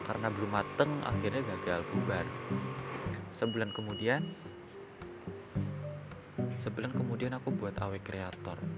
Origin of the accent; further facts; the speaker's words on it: Yogyakarta, Special Region of Yogyakarta, Indonesia; nama aku asal dari Yogyakarta